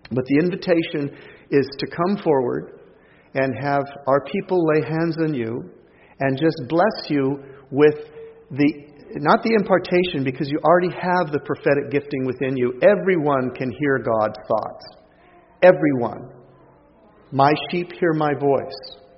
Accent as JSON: {"language": "English", "country": "Canada", "said": "I'm a Canadian who's learned well from you people."}